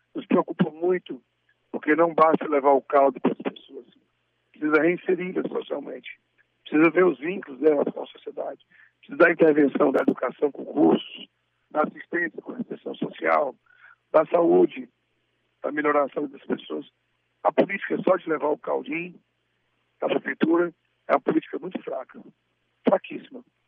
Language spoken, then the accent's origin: Portuguese; Crateús, Ceará, Brazil; como Crateus, também minha terra